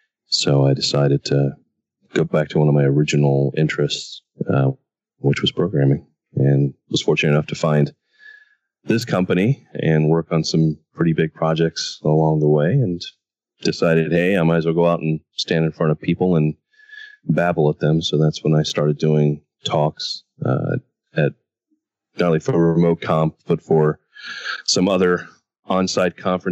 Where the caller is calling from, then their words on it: Atlanta, Georgia, United States; Hello from Atlanta.